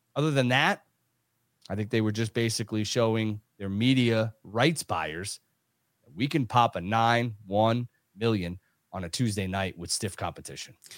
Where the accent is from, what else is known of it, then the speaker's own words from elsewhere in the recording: New York, United States; I'm from New York